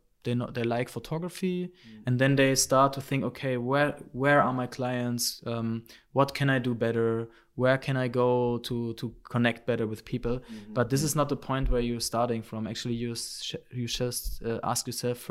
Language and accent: English; Cottbus, Brandenburg, Germany; moved away as an adult; also born or lived in Australia; My hometown is Cottbus